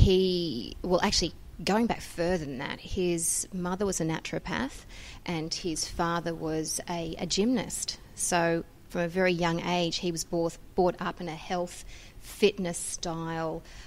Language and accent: English; Sydney, New South Wales, Australia; I come from Sydney, Australia.